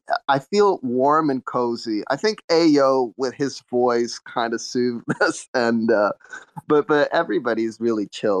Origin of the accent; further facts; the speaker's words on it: Montreal, Quebec, Canada; I'm from Quebec. Well, I'm from Montreal, right?